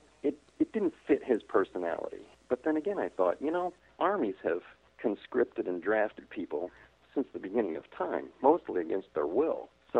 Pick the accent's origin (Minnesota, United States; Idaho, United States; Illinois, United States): Illinois, United States; Chicago; I was raised as a Roman Catholic, and I even attended Catholic school where I grew up in Chicago.